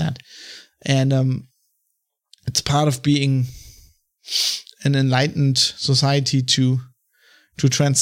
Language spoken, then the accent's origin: English; Germany; accent: German; English is a second language; also born or lived in London; I was German, you know, because of my accent